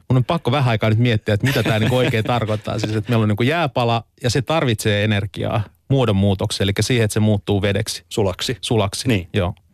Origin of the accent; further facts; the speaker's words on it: Vaasa, Ostrobothnia, Finland; Mä tuun Vaasasta.